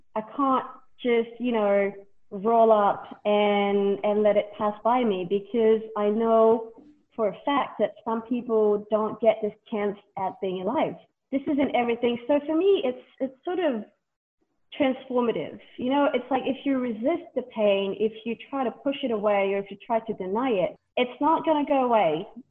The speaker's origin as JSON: {"language": "English", "country": "Vanuatu", "tie": "born or raised there", "said": "I was born here and raised here from a French father and a Vietnamese mother."}